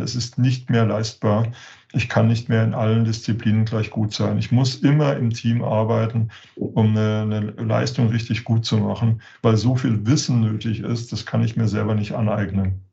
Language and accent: German; Germany; als, als Deutsche